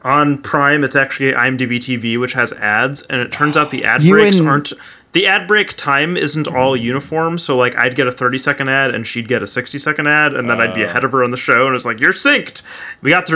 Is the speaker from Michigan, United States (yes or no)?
yes; Detroit, Michigan, United States; I'm from the Detroit area, where we get radio stations from Windsor, Ontario